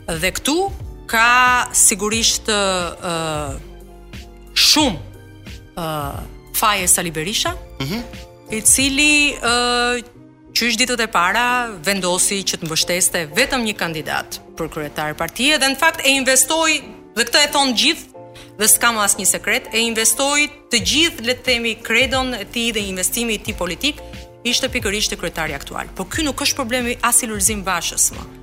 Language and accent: Albanian; Albania; also born or lived in Tirana; e them edhe si shqiptare